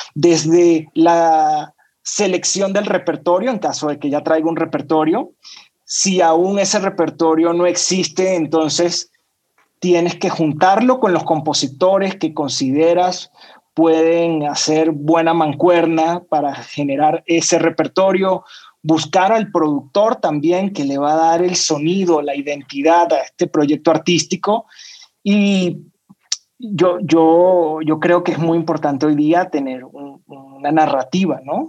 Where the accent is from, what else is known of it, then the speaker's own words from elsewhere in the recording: Caracas, Capital District, Venezuela; moved away as an adult; now in Mexico; soy venezolano, ya tengo seis años viviendo en México